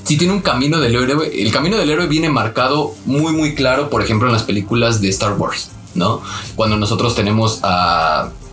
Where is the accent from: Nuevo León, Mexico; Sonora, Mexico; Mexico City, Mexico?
Mexico City, Mexico